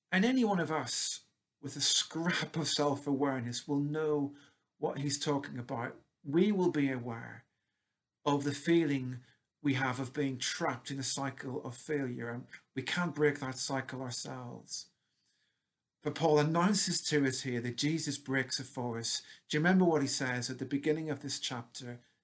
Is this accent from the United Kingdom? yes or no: yes; Northern Ireland, United Kingdom; moved away as an adult; it's almost 30 years since I moved away from Northern Ireland and my roots